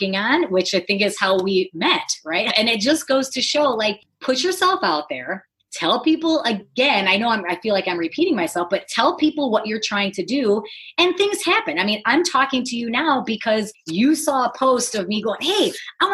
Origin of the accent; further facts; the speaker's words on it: Detroit, Michigan, United States; moved away; I grew up in the Motor City, you know, in Detroit